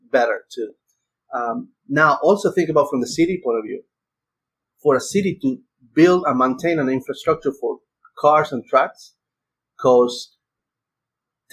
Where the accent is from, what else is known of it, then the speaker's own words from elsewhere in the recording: Argentina; moved away as an adult; now in United States; I'm from Argentina and I came to the US in 98